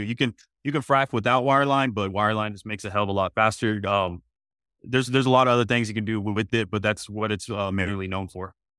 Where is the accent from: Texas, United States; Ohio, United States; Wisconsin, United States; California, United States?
Texas, United States; Midland; I'm actually born and raised in Midland, Texas